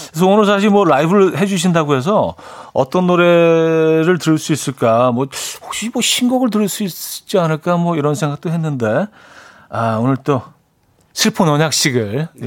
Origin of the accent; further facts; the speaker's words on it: Seoul, South Korea; 오리지널 마포죠. 예. 마포구 홍보대사예요.